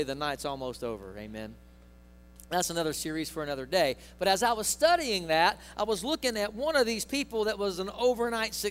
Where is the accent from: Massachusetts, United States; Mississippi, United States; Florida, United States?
Mississippi, United States; I'm from Mississippi